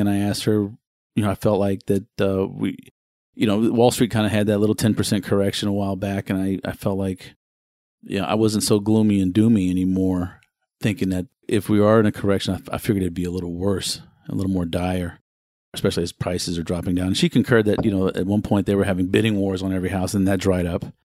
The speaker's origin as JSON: {"language": "English", "town": "Houston", "region": "Texas", "country": "United States", "tie": "born or raised there", "said": "I was born and raised in Houston."}